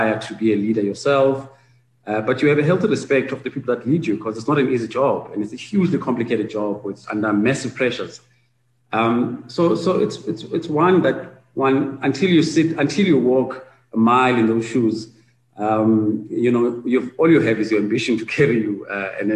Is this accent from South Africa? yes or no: yes; South Africa; as South African practitioners